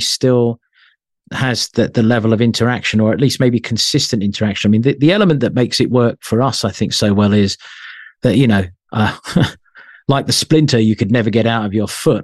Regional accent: London, United Kingdom; I was born in London

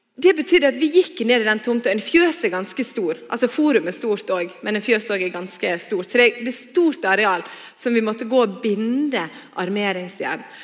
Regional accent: Stad, Vestland, Norway; also born or lived in Bergen; now in Voss, Norway; Før jeg flytta til Bergen, så vokste jeg opp på Stad

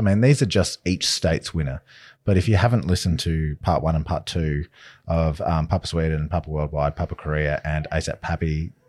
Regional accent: Tasmania, Australia; Starting out from my home state as the resident Tasmanian.

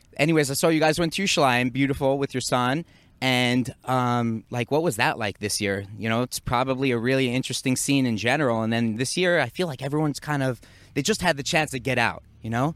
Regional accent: New York, United States; moved away as an adult; now in Israel; I grew up in the Northeast, in Muncie, New York, and we used to get a lot of snow.

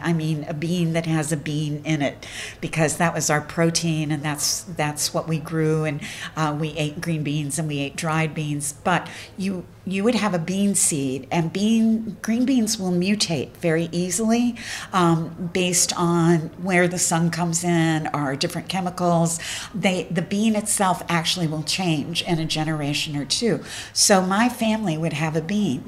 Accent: Appalachian Mountains, United States; I come from the Appalachian Mountains, and I identify as an Appalachian.

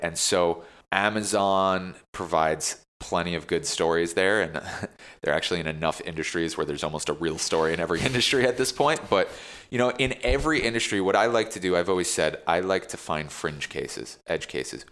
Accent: New Jersey, United States; now in New York, United States; growing up in Jersey

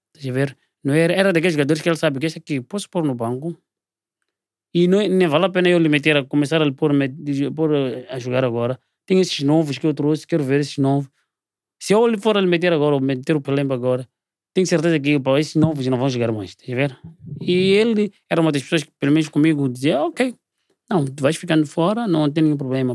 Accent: Maputo, Mozambique; moved away as an adult; also born or lived in South Africa; Eu sou daqui do Maputo

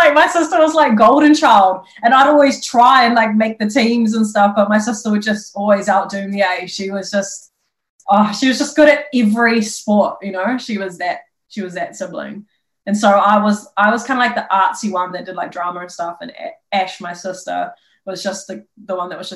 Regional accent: Papakura, Auckland, New Zealand; I'm from South. I'm from Papakura High. And I used to catch a train from Papakura into Auckland City

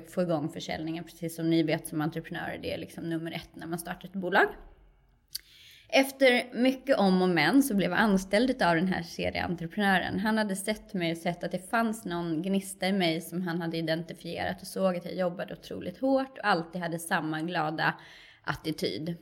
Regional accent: Kerstinbo, Uppsala County, Sweden; moved away as an adult; now in Stockholm, Sweden; Jag är ju en, en lantistjej från början, uppvuxen i en liten, liten landsort, 15 mil norr om Stockholm

